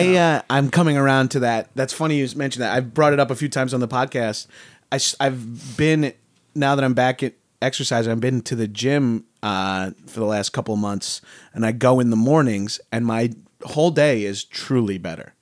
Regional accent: Long Island, New York, United States; moved away; I wasn't allowed to join a gym in my high school. I'm from Long Island

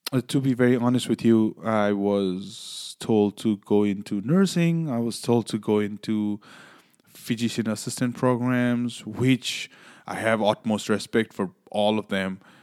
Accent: Nepal; also born or lived in Louisiana; now in New York, United States; originally I'm from Nepal.

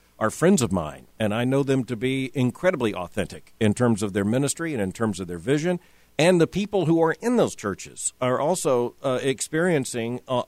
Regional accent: Fort Lauderdale, Florida, United States; moved away; I grew up in a community with a large Jewish population, and they had bar mitzvahs

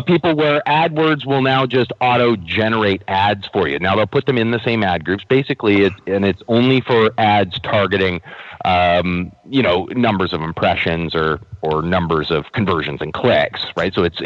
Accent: Canada; as a Canadian

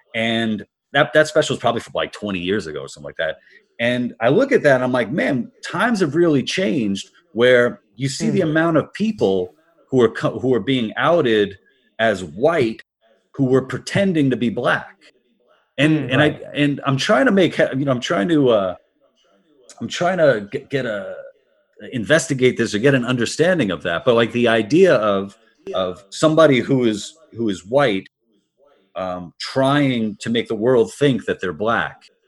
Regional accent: New York City, New York, United States; I'm from Queens, New York originally

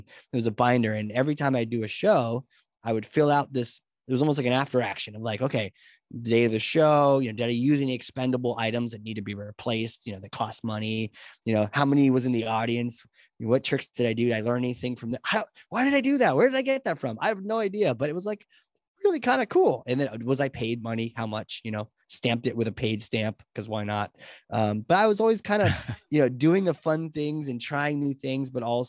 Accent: New Hampshire, United States; I grew up, in New Hampshire, and I was always a little bit of a nerd and a little bit of a theater guy

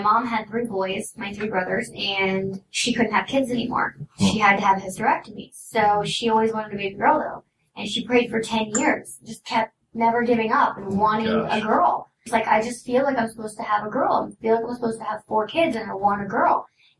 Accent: Oblong, Illinois, United States; also born or lived in Salem, Illinois; now in Los Angeles, United States; Southern Illinois, small town, middle of nowhere. Where is it? Oblong. You've never heard of it.

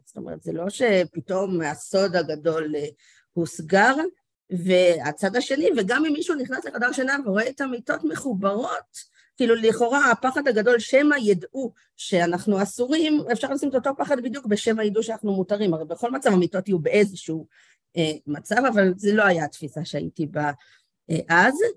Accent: Karmiel, Northern District, Israel; גדלתי בכרמיאל, בצפון

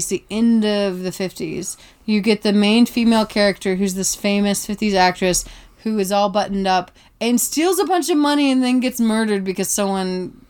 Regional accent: the South, United States; Now, I'm from the South, and I have been to many a backwood

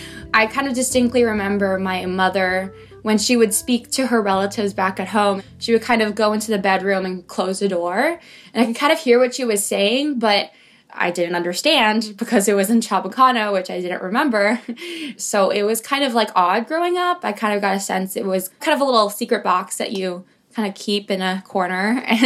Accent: Los Angeles, California, United States; also born or lived in Manila, Philippines; I'm from Los Angeles, but I was born in Manila. So I do like to identify as I was not born in this country. This is why I'm this color.

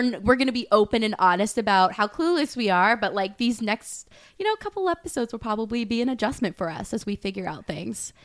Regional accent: Westchester, New York, United States; also born or lived in London; I am, um, from Westchester, New York. I grew up in New York. Fun fact, I lived in London for, like, four years of my life when I was younger

